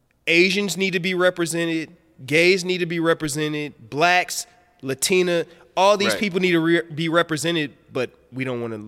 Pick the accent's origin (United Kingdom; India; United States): United States; Midwest; now in Atlanta, United States; I'm coming from the Midwest. I live in Atlanta, yeah, where it's, you know, it's different from the Midwest.